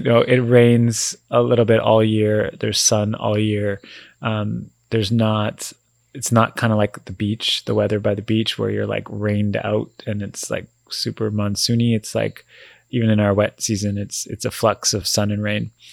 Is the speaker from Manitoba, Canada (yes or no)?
no; Vancouver, British Columbia, Canada; we're born and raised in Vancouver